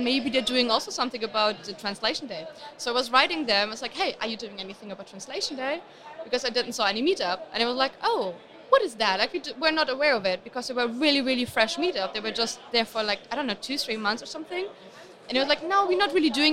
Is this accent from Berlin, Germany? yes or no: yes; Berlin, Germany; I'm from Berlin original